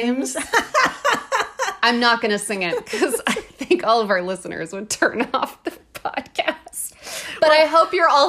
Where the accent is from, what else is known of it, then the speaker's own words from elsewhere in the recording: United States; As an American, I am confused.